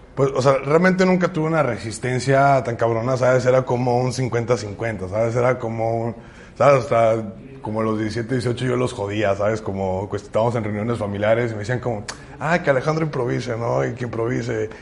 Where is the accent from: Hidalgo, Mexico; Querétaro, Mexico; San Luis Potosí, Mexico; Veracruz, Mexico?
San Luis Potosí, Mexico; Ciudad Valles; soy de Ciudad Valles, que no tenemos como artistas referentes de aquí